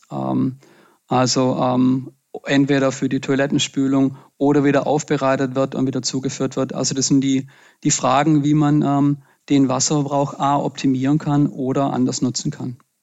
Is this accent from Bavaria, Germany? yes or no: no; Pfalzgrafenweiler, Baden-Württemberg, Germany; also born or lived in Freudenstadt; bin ich im Schwarzwald geboren und aufgewachsen